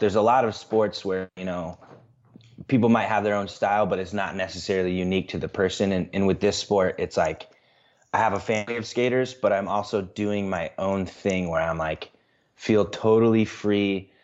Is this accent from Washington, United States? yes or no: no; central Illinois, United States; moved away as an adult; now in Des Moines, United States; I grew up in central Illinois